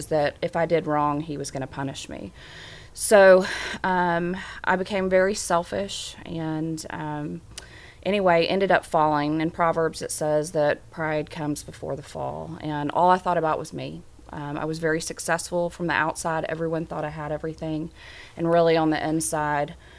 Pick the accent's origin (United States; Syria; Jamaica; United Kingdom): United States; Little Rock, Arkansas; moved away as an adult; I am an Arkansan. I was born and raised here. And then in the 90s, I moved away from Little Rock and moved back in 2012